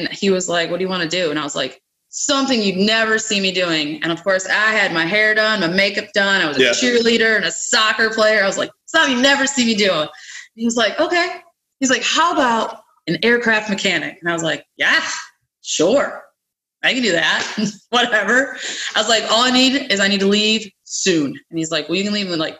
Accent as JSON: {"language": "English", "region": "Western New York", "country": "United States", "also_born_or_lived": "Louisiana / Florida", "moved": "as an adult", "lives_now": "Birmingham, United States", "said": "I'm from Western New York originally"}